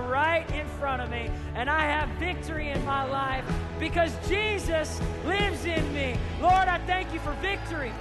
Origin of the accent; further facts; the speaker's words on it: Tulsa, Oklahoma, United States; I said, "Tulsa, Oklahoma."